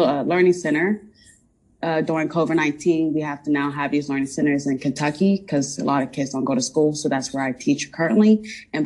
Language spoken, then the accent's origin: English; Ireland; moved away as an adult; now in United States; I am from Ireland, but I was born in Ireland, but I was raised mostly after college in America.